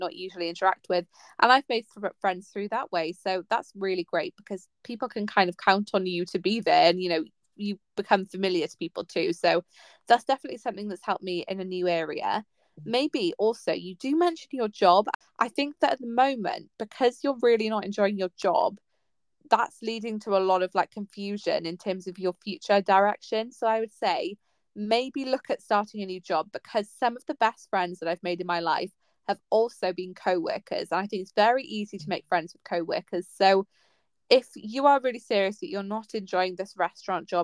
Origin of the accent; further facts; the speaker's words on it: Pembrokeshire, Wales, United Kingdom; I grew up in Pembrokeshire